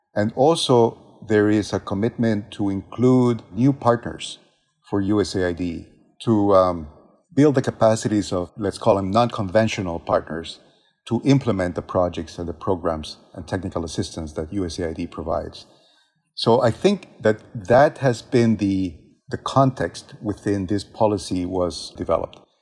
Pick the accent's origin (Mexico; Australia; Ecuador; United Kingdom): Ecuador; moved away; my home country of Ecuador